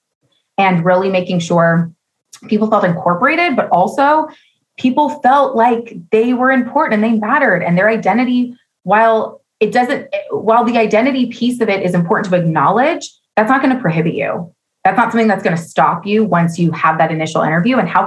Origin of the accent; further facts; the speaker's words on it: Oakland, California, United States; also born or lived in San Francisco / San Leandro; I was born in San Francisco, raised in Oakland and San Leandro. I now live in San Leandro